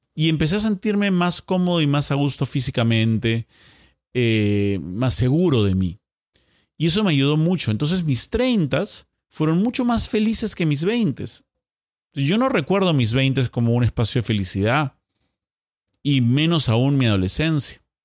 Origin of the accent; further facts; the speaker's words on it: Lima, Peru; volviendo a Lima